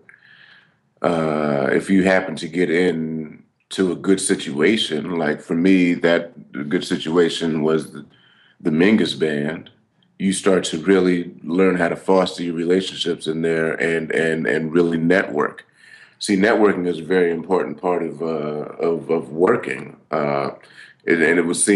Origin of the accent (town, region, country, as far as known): California, United States; born or raised there